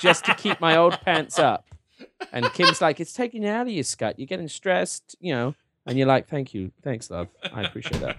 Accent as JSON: {"language": "English", "region": "England", "country": "United Kingdom", "said": "my, uh, my, uh, English, uh, heritage"}